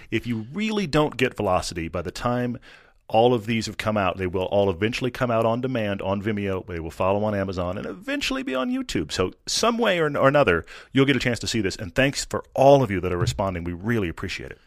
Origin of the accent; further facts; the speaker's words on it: Kingsville, Texas, United States; I was born in Kingsville, right next to the King Ranch